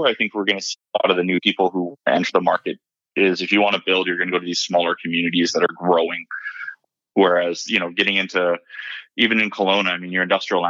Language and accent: English; Kailua, Hawaii, United States; moved away as an adult; now in Victoria, Canada; I grew up in Hawaii. Yeah, until I was 18, and then I came to UVic